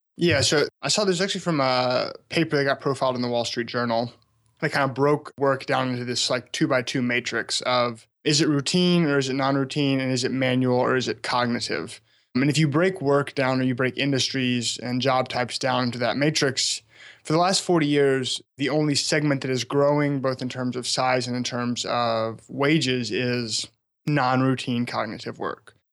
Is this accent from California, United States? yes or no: no; small town about an hour outside Memphis, Tennessee, United States; moved away; also born or lived in Alabama; I grew up in a small town about an hour outside of downtown Memphis